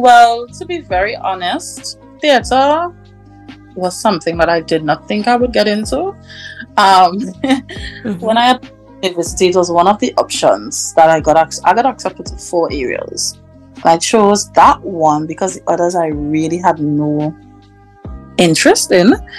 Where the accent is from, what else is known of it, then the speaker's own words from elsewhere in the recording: Tobago, Trinidad & Tobago; I'm from Tobago.